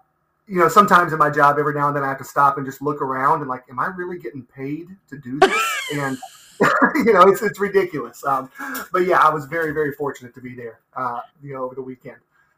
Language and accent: English; Meigs County, Ohio, United States; also born or lived in Athens, Ohio; I grew up in Meigs County. I graduated from Meigs High School back in 2002.